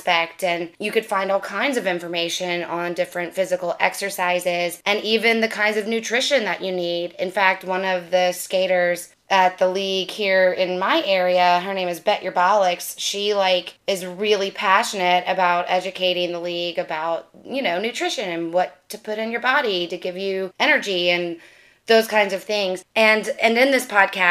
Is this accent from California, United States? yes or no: no; Louisiana, United States; I'm from Louisiana